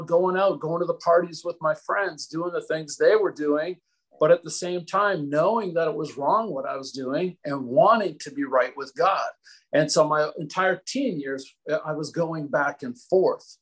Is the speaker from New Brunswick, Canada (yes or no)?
yes; New Brunswick, Canada; moved away as an adult; also born or lived in Pensacola; I was actually born on the east coast of Canada. New Brunswick is the place where I was born. That's where I spent the first 19, 20 years of my life.